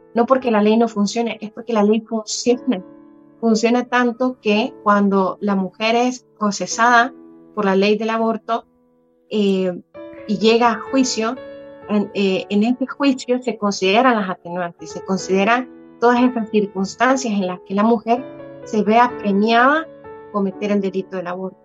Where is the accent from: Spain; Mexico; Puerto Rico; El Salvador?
El Salvador; como salvadoreños